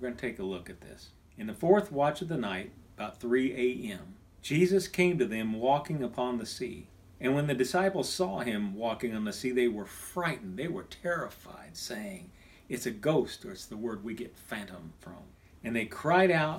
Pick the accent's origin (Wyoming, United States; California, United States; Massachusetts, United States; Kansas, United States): Kansas, United States; moved away; also born or lived in Texas; When I was a kid growing up in Kansas